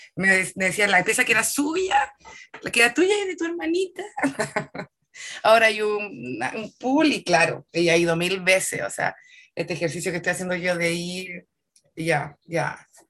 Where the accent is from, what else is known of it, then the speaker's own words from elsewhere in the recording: Santiago, Santiago Metropolitan Region, Chile; also born or lived in Puerto Montt, Chile; Yo nací en Santiago, pero estuve como hasta el 2000, si no me equivoco, y del 2000 al 2003 estuve un par de años en Puerto Montt. Chica, ¿cachai? Y luego volví a Santiago